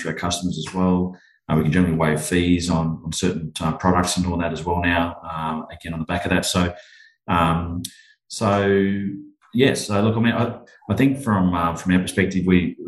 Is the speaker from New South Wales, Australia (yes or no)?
yes; Central Coast, New South Wales, Australia; moved away as an adult; also born or lived in Bundaberg, Queensland / Brisbane, Queensland; now in Sunshine Coast, Australia; we grew up on the Central Coast, just north of Sydney, in New South Wales there